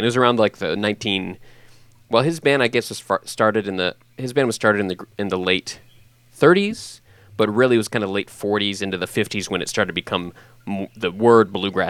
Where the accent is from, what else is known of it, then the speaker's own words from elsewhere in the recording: Texas, United States; I'm from Texas. I grew up in that area.